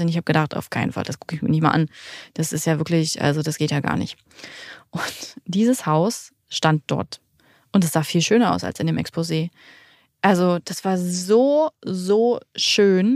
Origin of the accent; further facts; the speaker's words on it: Salzwedel, Saxony-Anhalt, Germany; also born or lived in Hamburg; now in Magdeburg, Germany; wir kommen ursprünglich aus Salzwedel in der Altmark